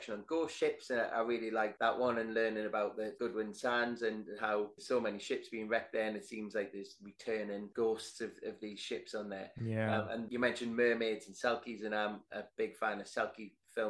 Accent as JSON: {"language": "English", "area": "Northumberland coast", "region": "North East England", "country": "United Kingdom", "tie": "born or raised there", "said": "I grew up on the Northumberland coast."}